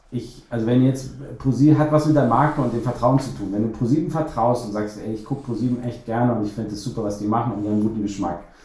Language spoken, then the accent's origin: German; Cologne, North Rhine-Westphalia, Germany; ich bin auch Kölner